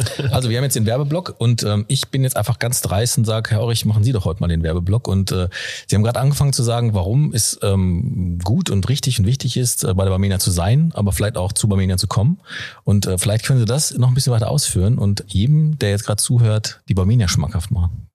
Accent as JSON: {"language": "German", "area": "Ruhr area", "region": "North Rhine-Westphalia", "country": "Germany", "tie": "born or raised there", "said": "weil ich da nämlich auch aufgewachsen bin"}